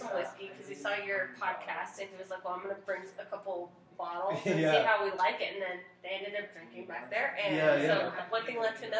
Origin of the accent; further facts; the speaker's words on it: El Paso, Texas, United States; also born or lived in Notre Dame, Indiana; Okay, I am actually … I grew up here in El Paso